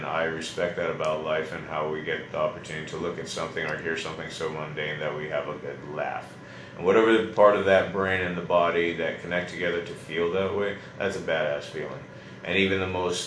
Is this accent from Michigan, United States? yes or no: no; Hawaii, United States; Growing up in Hawaii